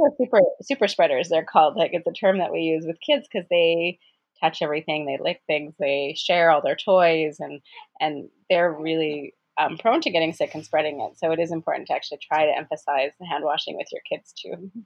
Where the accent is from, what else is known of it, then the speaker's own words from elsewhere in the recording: Edmonton, Alberta, Canada; moved away; I'm from Edmonton originally, and so a lot of my friends live there